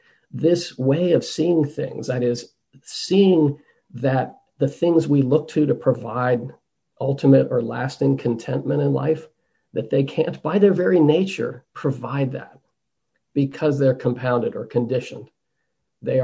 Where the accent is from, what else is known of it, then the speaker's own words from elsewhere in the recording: United States; accent: American; my American accent